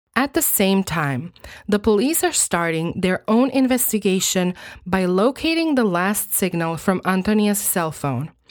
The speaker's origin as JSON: {"language": "English", "country": "Croatia", "tie": "born or raised there", "first_language": "Croatian", "second_language": "English", "said": "I was born and raised in Croatia, and I still live here"}